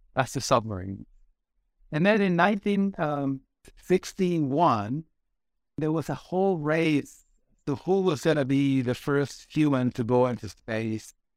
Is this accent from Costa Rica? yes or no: yes; Costa Rica; English is a second language; moved away as an adult; also born or lived in United States; I went to work at the National Bank of Costa Rica.